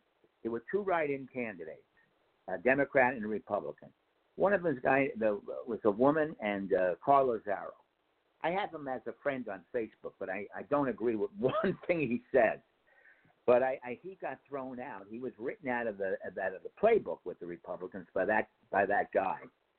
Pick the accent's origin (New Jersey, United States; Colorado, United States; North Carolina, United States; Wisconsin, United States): New Jersey, United States; Hardyston; There's somebody from my hometown, Hardiston.